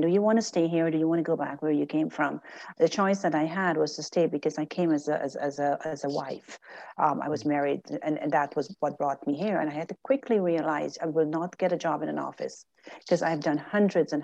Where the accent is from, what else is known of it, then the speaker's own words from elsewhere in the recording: Guyana; now in Canada; I'm still a Guyanese at heart.